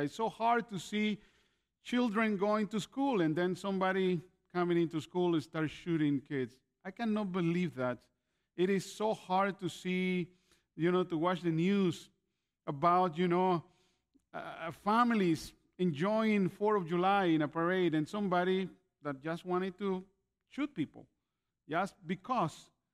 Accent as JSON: {"language": "English", "country": "Nicaragua", "tie": "born or raised there", "also_born_or_lived": "Canada / California, United States", "moved": "yes", "lives_now": "Grand Rapids, Michigan, United States", "said": "I was born in Nicaragua and moved to Canada in the 80s, 1987"}